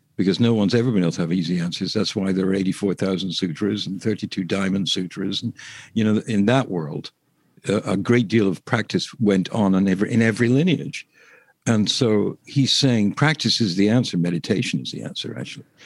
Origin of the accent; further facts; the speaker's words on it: England, United Kingdom; I'm English